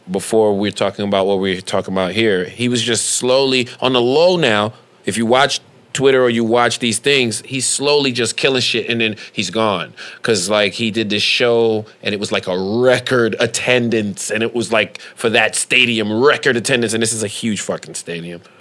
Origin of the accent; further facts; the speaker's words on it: Detroit, Michigan, United States; I am from Detroit. This is New York.